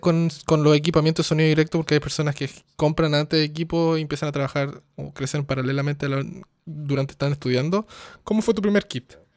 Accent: Chile; moved away; yo soy de Chile, pero no vivo en Chile hace muchos años

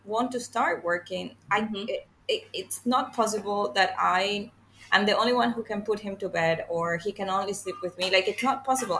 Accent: Venezuela; now in Singapore

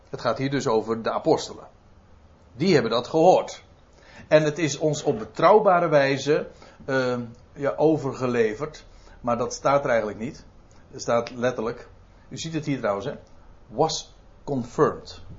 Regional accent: Netherlands; goh, dan ben ik echt een Nederlander, hè?

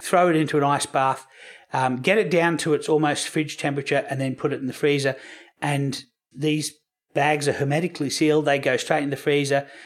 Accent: Australia

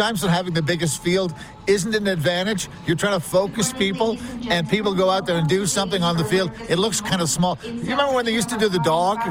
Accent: Montreal, Quebec, Canada; also born or lived in Toronto; now in Calgary, Canada; So when I was in Toronto, I grew up in Montreal, didn't like the Toronto team.

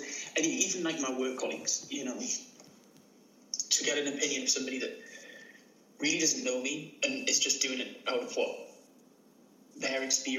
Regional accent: United Kingdom; The UK. Near the border with Scotland.

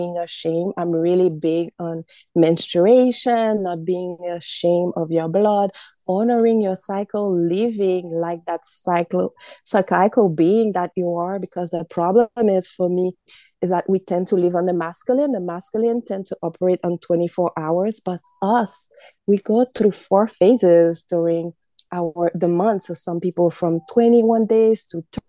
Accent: Haiti; now in Massachusetts, United States; I live right now in the United States in Massachusetts, but I grew up in Haiti

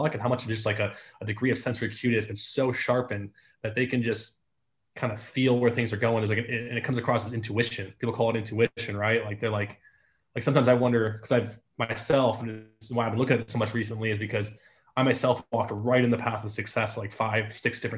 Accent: Detroit, Michigan, United States; moved away as an adult; I grew up in Metro Detroit

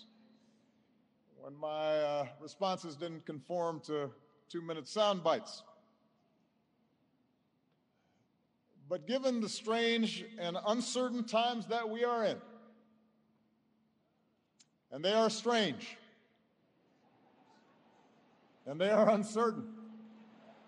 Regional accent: Hawaii, United States; I was born in Hawaii.

